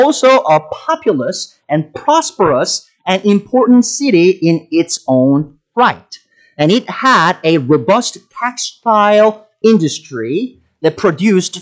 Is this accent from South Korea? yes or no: yes; South Korea; English is a second language; moved away as an adult; now in United States